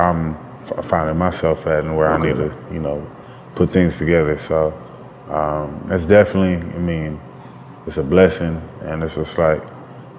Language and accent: English; Berkeley, California, United States; also born or lived in Columbus, Ohio / Providence, Rhode Island / Oakland, California; Came back to the Bay. Lived up in Oakland and Berkeley.